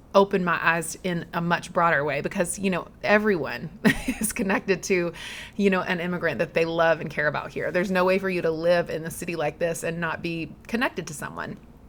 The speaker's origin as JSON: {"language": "English", "region": "Southeast", "country": "United States", "tie": "born or raised there", "moved": "yes", "said": "I grew up in the Southeast"}